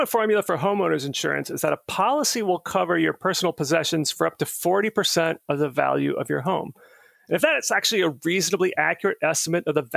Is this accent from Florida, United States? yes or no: yes; Clearwater, Florida, United States; now in Burke, United States; I grew up in Clearwater, Florida